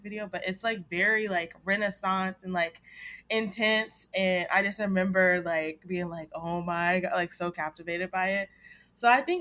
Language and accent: English; the South, United States; I'm from the South